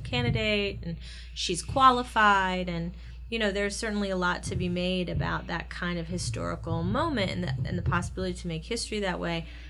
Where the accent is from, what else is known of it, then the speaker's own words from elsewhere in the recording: Ohio, United States; I come from Ohio in a red state, in red town